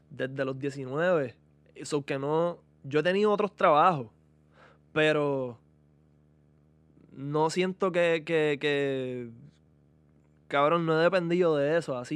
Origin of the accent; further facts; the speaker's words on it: Guaynabo, Puerto Rico; yo soy un blanquito de Guaynabo